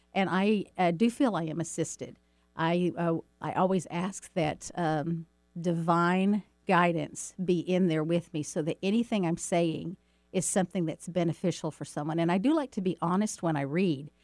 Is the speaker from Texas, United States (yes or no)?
yes; Dallas, Texas, United States; back when I was a kid growing up in Dallas, Texas